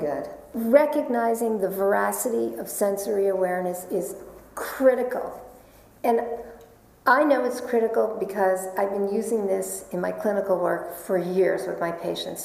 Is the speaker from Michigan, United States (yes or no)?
no; New York, United States; I am a New Yorker.